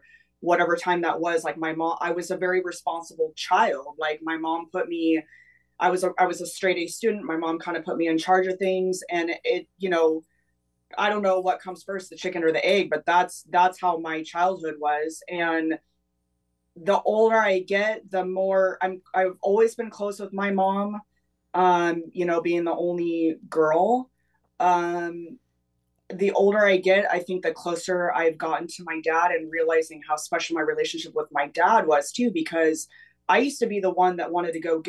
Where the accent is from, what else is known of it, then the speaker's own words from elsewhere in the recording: Atascadero, California, United States; now in Los Angeles, United States; I grew up on the central coast of California. So Atascadero